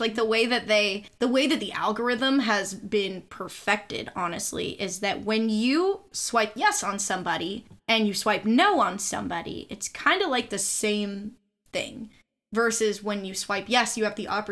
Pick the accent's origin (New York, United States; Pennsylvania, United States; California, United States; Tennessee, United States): California, United States; Southern; growing up in Southern California comes with its own little niche of every girl thinks that they're ugly